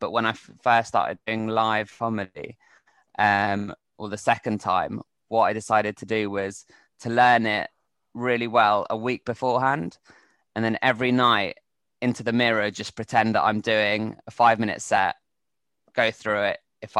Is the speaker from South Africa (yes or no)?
no; England, United Kingdom; now in Spain; as an Englishman in Spain, which I think I could probably write quite a lot about.